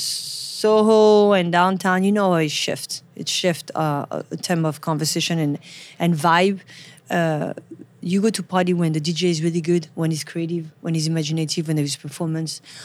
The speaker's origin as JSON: {"language": "English", "town": "Paris", "region": "Île-de-France", "country": "France", "tie": "born or raised there", "second_language": "English", "moved": "as an adult", "lives_now": "New York City, United States", "said": "I'm from Paris, born and raised."}